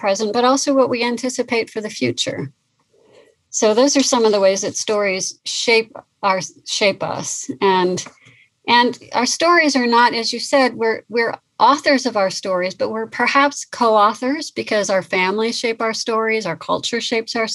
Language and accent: English; California, United States; I grew up in California on the coast.